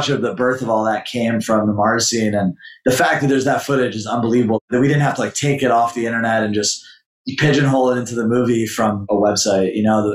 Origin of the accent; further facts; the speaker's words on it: Montreal, Quebec, Canada; moved away; also born or lived in New York; When I grew up skating in Montreal